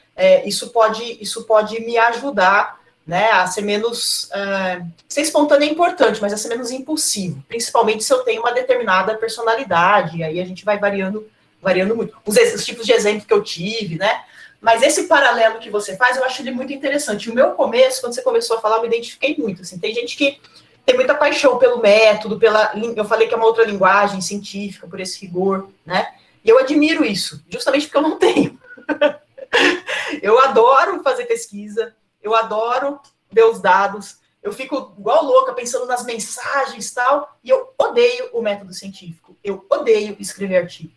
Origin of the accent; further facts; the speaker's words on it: Cosmópolis, São Paulo, Brazil; Eu sou de Cosmópolis